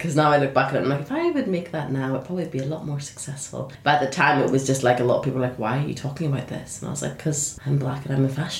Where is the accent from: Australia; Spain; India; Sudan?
Sudan; also born or lived in Saudi Arabia; I was like, well, you know, I was born in Saudi Arabia, but I'm from Sudan.